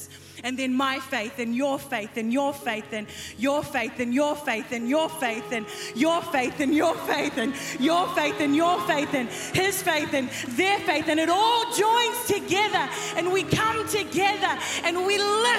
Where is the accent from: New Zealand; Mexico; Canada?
New Zealand; I'm from New Zealand. But the brown is from Fiji